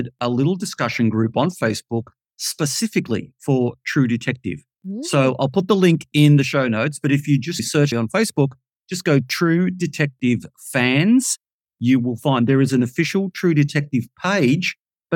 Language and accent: English; Melbourne, Victoria, Australia; I come from Melbourne in Australia, Victoria